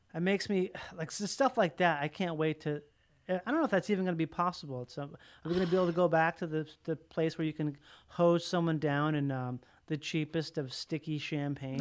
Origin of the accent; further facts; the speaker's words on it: Minnesota, United States; I grew up in Minnesota. Uh, but my mom's from Louisiana